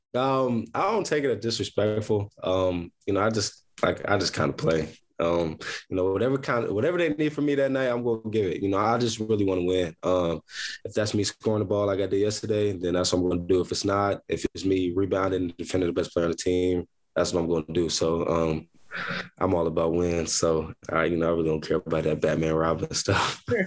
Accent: Columbus, Ohio, United States; also born or lived in Akron, Ohio; I am from Columbus, Ohio. I'm born and raised from Columbus, Ohio.

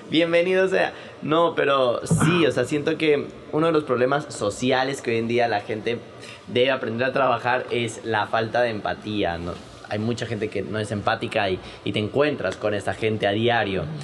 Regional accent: Quito, Pichincha, Ecuador; a mí me costó mucho cuando yo vine de Quito

